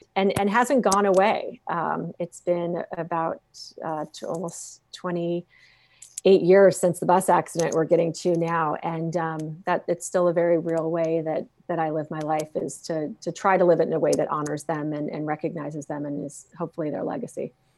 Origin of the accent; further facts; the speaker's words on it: Phoenix, Arizona, United States; growing up in Phoenix, Arizona, we all learned to swim when we learned to walk.